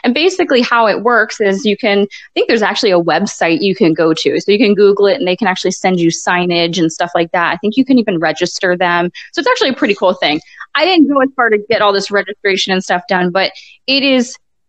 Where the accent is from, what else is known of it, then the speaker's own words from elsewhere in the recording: Hartford, Connecticut, United States; born there; Okay, well, I was born in Hartford, Connecticut.